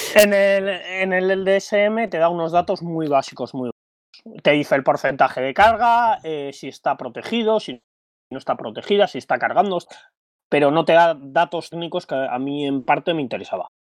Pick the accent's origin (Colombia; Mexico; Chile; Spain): Spain; Bilbao, Basque Country; soy de Bilbao